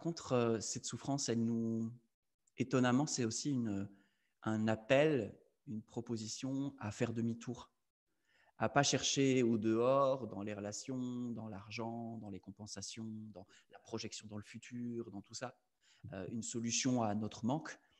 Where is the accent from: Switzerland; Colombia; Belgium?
Belgium; Je suis belge